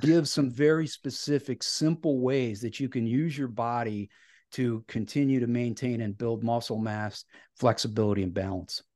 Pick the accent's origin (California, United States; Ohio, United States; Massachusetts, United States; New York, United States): Ohio, United States; Cleveland; I grew up in Northeast Ohio and I still live in a, a suburb of Cleveland, so I'm a, a lifelong Clevelander